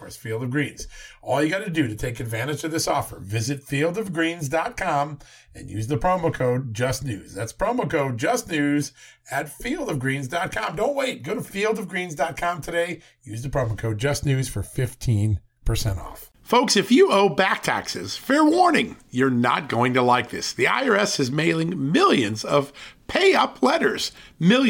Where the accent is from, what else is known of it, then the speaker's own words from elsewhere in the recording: Virginia, United States; from the great state, my home state, of Virginia